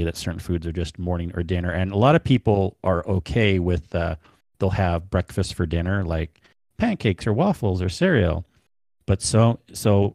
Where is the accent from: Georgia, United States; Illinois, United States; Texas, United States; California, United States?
California, United States; Southern; I come from Southern California.